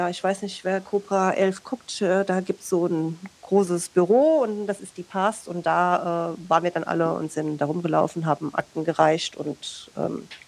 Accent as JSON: {"language": "German", "town": "Kaiserslautern", "region": "Rhineland-Palatinate", "country": "Germany", "said": "ich komme ja aus Kaiserslautern und ähm, Sie werden mich jetzt dafür hassen, aber ich finde Pfälzisch ganz gruselig."}